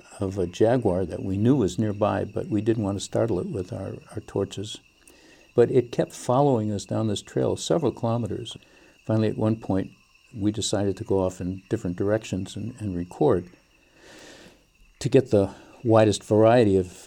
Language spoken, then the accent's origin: English; Detroit, Michigan, United States; I grew up in Detroit